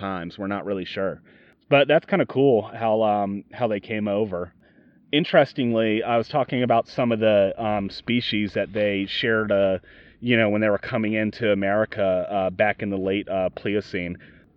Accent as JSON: {"language": "English", "town": "Yorktown", "region": "Virginia", "country": "United States", "tie": "born or raised there", "said": "we're from Yorktown here."}